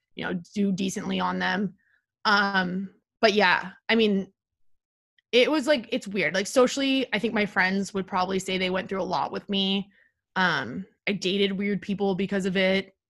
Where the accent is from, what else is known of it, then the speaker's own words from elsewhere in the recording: Palo Alto, California, United States; moved away as an adult; also born or lived in Washington, D.C.; now in New York, United States; I'm from Palo Alto, California, the techville of the world